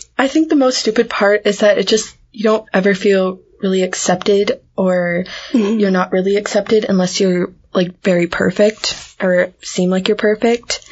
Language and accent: English; United States; accent: American; my American accent